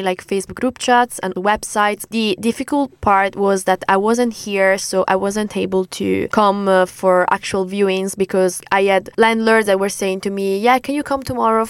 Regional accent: Italy; moved away as an adult; now in United Kingdom; I come from Italy

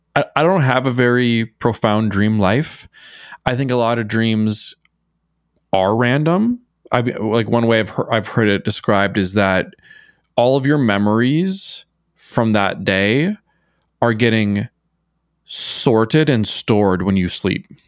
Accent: Minnesota, United States; moved away as an adult; also born or lived in New York City; growing up in Minnesota, especially in a small town

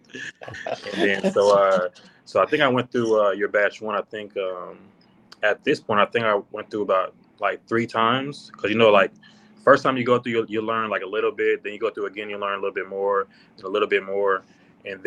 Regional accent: United States; I'm from America.

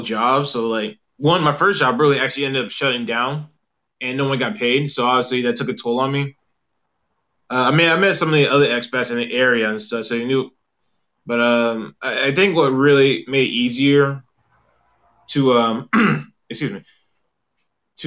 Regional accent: South Carolina, United States; moved away as an adult; also born or lived in Charlotte, North Carolina; now in South Korea; I'm from South Carolina. I moved to South Korea back in, May 2016.

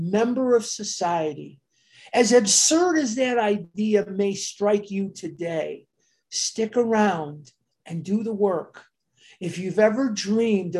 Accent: Chicago, Illinois, United States; I'm born and raised on the North Side

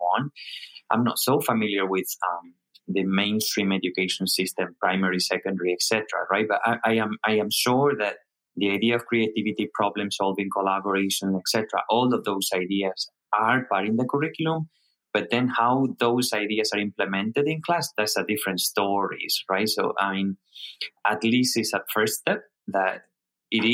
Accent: Spain; moved away as an adult; now in Hong Kong; I'm originally from Spain

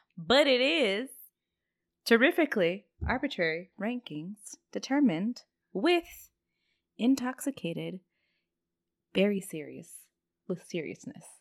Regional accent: Houston, Texas, United States; we're from Houston and we have NASA here

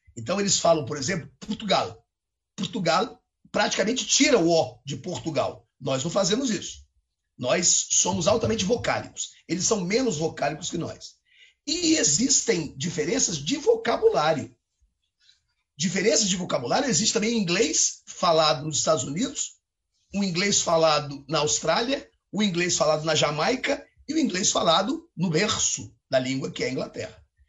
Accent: Brazil; accent: Brazilian

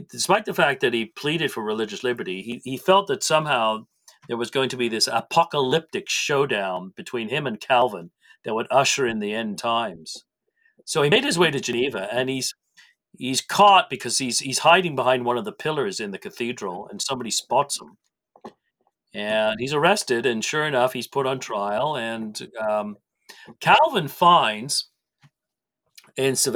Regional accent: Canada; I'm a Canadian.

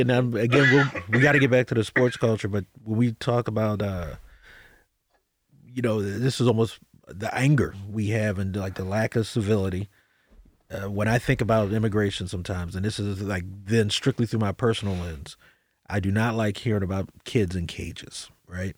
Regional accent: United States; I'm an American

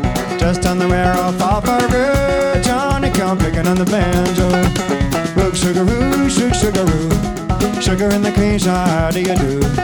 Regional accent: Northeast, United States; now in London, United Kingdom; And we both live in London. We're both from the Northeast.

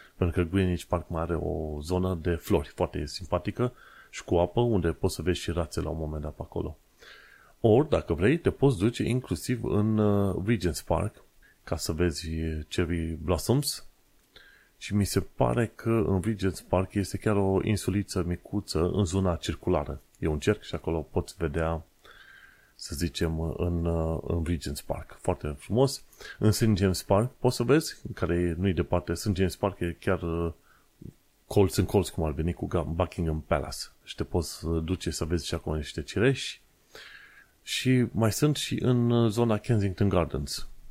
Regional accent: Romania; now in London, United Kingdom

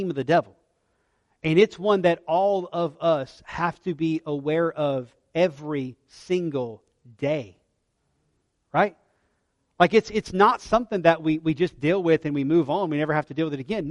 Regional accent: United States; I'm an American because God graciously allowed me to be born here

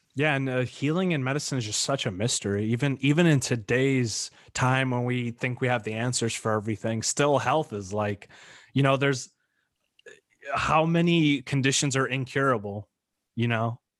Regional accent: New York, United States; moved away; I went back home to New York, kinda like my hometown where I grew up most of my life

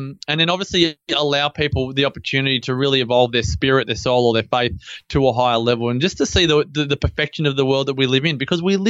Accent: Melbourne, Victoria, Australia; moved away; I grew up in Melbourne, grew up in Templestowe.

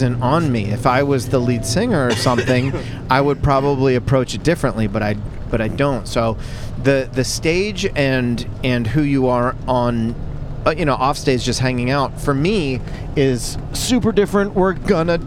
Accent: Philadelphia, Pennsylvania, United States; I'm from Philly

